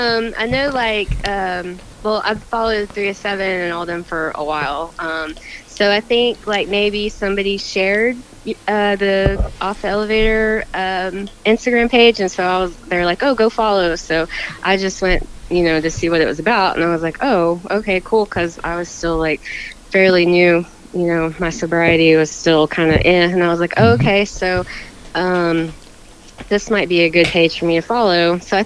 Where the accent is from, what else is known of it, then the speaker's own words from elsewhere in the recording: Keystone, Florida, United States; Yep, still here. Yep.